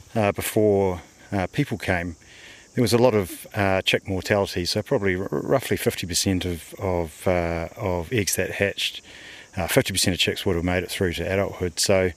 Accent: Wellington, New Zealand; I grew up in Johnsonville in the 90s

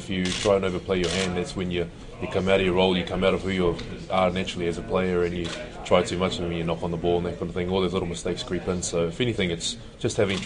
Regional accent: New Zealand; As a Kiwi growing up

